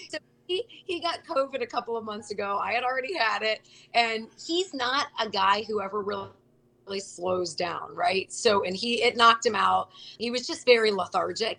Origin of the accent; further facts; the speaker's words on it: Cincinnati, Ohio, United States; moved away as an adult; also born or lived in Charlotte, North Carolina; when I came back home to Cincinnati